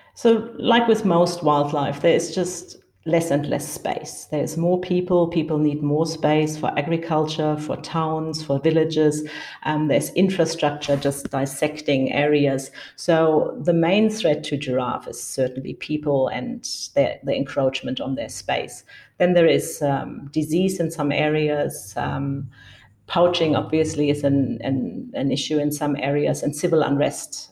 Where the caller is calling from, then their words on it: Windhoek, Khomas, Namibia; I'm calling from Windhoek, Namibia